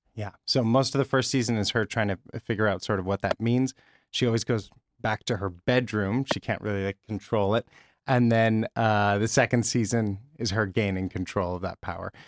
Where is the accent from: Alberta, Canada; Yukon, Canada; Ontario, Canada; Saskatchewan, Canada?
Saskatchewan, Canada; Regina; now in Toronto, Canada; grew up in Regina, Saskatchewan. Uh, which is a city in the middle of Canada.